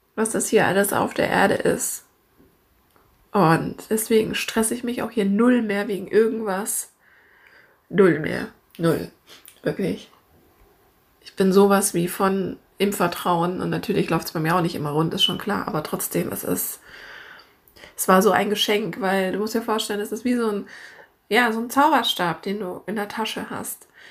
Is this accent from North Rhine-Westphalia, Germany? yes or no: no; Munich, Bavaria, Germany; now in Hamburg, Germany; wir kommen ja alle ursprünglich aus München